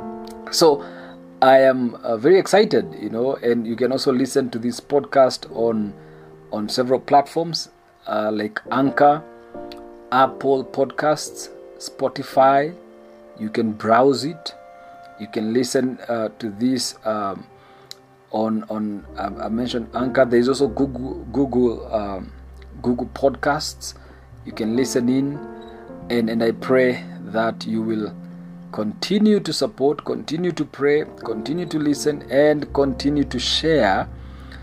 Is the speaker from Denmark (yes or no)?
no; Kenya; I love being Kenyan. I am proud to be a Kenyan.